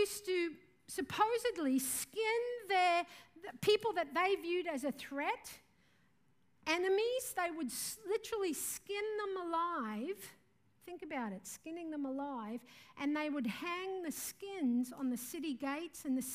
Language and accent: English; Mareeba, Queensland, Australia; moved away; also born or lived in Mumbai, India; I'm from Mareeba in far north Queensland.